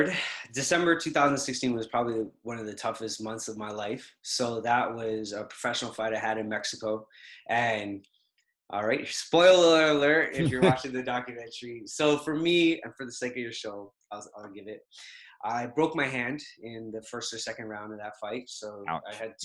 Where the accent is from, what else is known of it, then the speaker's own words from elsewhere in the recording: Trinidad & Tobago; moved away; So I relocated from originally, everything is the Caribbean. So Trinidad.